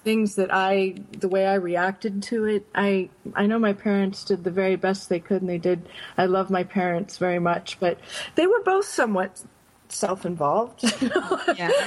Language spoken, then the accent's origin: English; Binghamton, New York, United States; also born or lived in Grinnell, Iowa; I grew up upstate New York in a little town called Binghamton